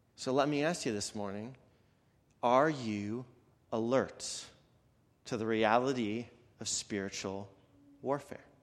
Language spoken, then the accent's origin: English; Canada; moved away; I'm from Canada